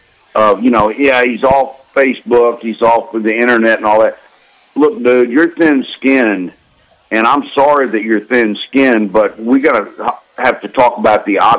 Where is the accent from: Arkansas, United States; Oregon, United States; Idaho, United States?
Arkansas, United States; Fayetteville; I grew up in Fayetteville with all the coaches' kids in the 70s and 80s